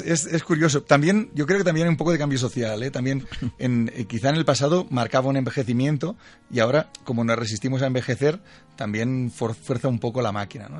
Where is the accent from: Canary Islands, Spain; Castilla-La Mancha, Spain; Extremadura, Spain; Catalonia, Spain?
Catalonia, Spain; Yo soy catalán